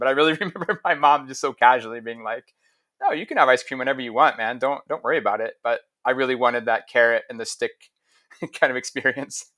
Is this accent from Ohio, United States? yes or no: yes; Ohio, United States; moved away; also born or lived in Stockholm, Sweden; I grew up in Ohio